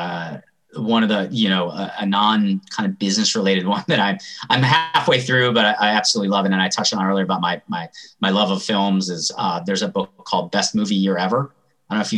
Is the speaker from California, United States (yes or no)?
no; Atlanta, Georgia, United States; I grew up in Atlanta